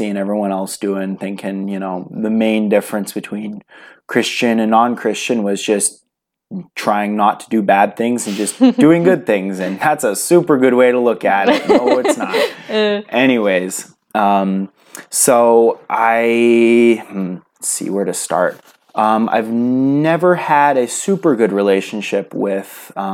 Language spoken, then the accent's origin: English; California, United States; now in Idaho, United States; I am from a little place in California known for garlic and artichokes and lots and lots and lots of marijuana. So a little coastal town, pretty much fits all the stereotypes, sandwiched between Silicon Valley and the ocean